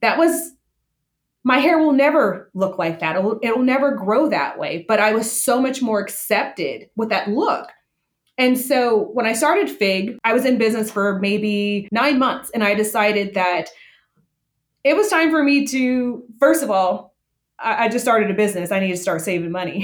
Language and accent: English; Las Vegas, Nevada, United States; I was born and raised in Las Vegas, grew up in in a food culture